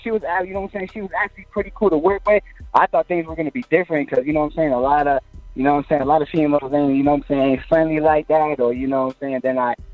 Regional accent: Florida, United States; also born or lived in New Jersey; I came to Florida when I was like a year or 2 years old

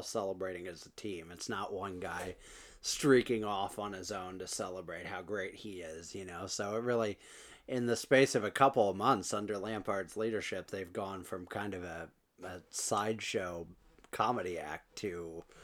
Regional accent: United States; as an American

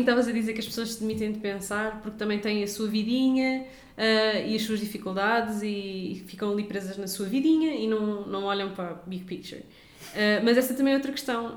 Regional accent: Lisbon, Portugal; nós somos de Benfica

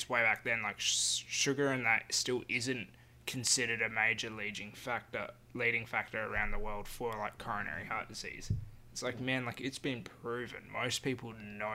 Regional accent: Carnarvon, Western Australia, Australia; now in Perth, Australia; as a kid growing up in Carnarvon.

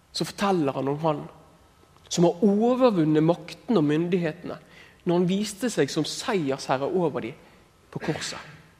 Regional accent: Askøy, Vestland, Norway; jeg er fra Askøy og har veldig bra foreldre

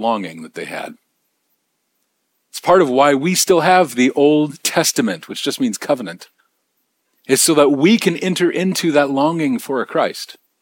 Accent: Bellingham, Washington, United States; now in Nashville, United States; my hometown, I mean, Bellingham

